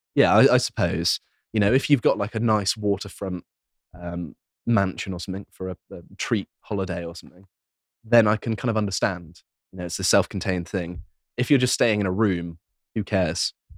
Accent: Devon, South West England, United Kingdom; moved away; I grew up in Devon, so I know it very well

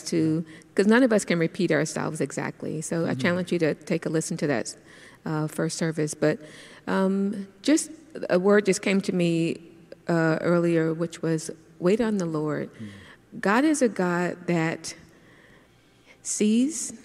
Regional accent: Miami, Florida, United States; I'm from Liberty City

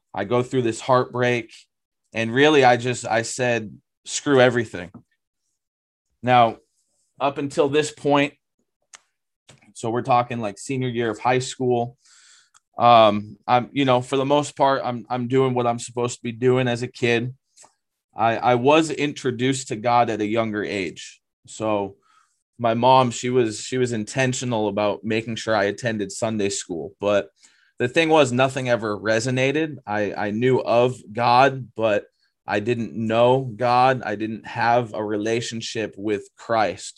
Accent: Lakes Region, New Hampshire, United States; moved away as an adult; I grew up in the Lakes region area of New Hampshire.

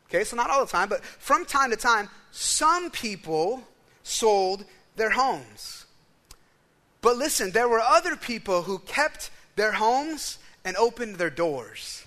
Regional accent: United States; as an American

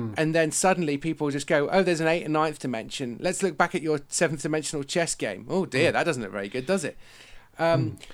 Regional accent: West Country, South West England, United Kingdom; I live in the West Country, I'm from the West Country, I'm the son of a farmer

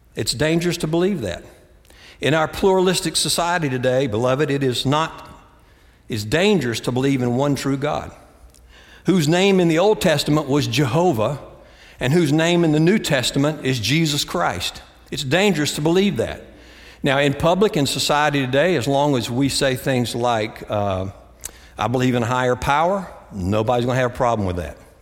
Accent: Greensboro, North Carolina, United States; moved away; also born or lived in Austin, Texas; my hometown, Greensboro, North Carolina

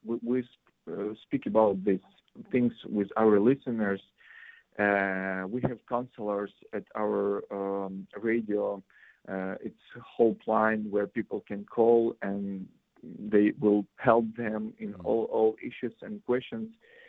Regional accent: Ukraine; also born or lived in Kyiv, Ukraine

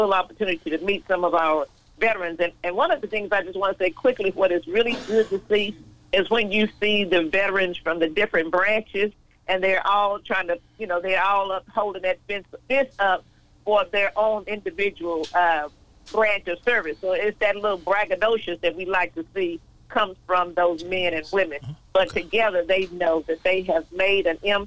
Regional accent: Austin, Texas, United States; I'm from Austin, Texas. So we had an auditorium, of course, in the African-American part of East Austin

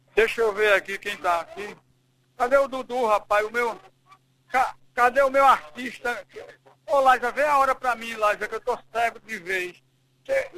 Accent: Belo Horizonte, Minas Gerais, Brazil; moved away; also born or lived in São Paulo; eu sou de BH, mas eu vivo em trânsito

